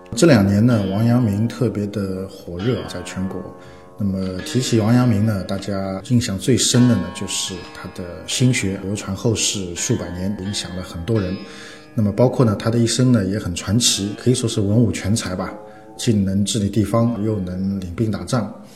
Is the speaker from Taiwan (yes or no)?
no; China; 我们中国人